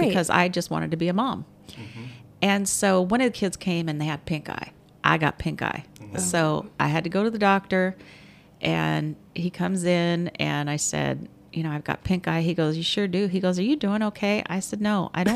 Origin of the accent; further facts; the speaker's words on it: Raymond, Washington, United States; growing up in a small town. I'm from Raymond, you know, and it's just a little logging town